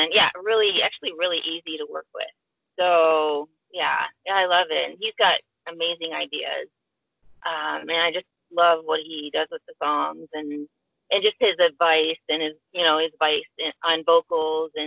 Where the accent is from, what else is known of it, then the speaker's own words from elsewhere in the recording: Chicago, Illinois, United States; we're from the Chicago area